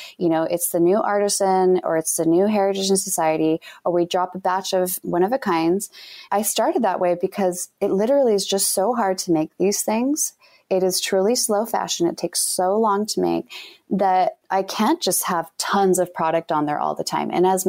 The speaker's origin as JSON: {"language": "English", "region": "Utah", "country": "United States", "said": "You know, we're all different, but you know, we're from Utah."}